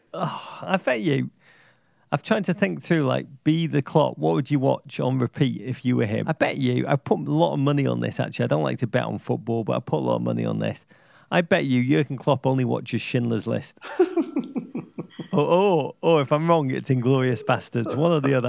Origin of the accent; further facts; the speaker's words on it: Liverpool, North West England, United Kingdom; growing up in Liverpool